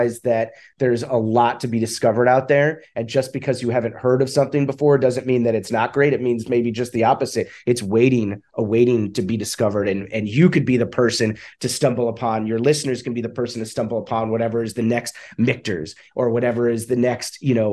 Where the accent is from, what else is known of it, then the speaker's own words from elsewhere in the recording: Westchester County, New York, United States; moved away as an adult; now in Los Angeles, United States; I'm from New York, from Westchester County, was visiting my family